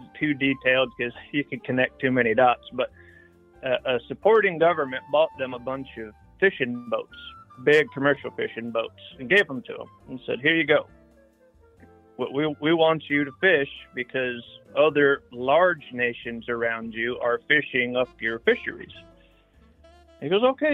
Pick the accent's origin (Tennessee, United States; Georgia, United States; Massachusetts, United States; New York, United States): Tennessee, United States; now in South Central Illinois, United States; I'm real hillbilly from Tennessee. That's home base is Tennessee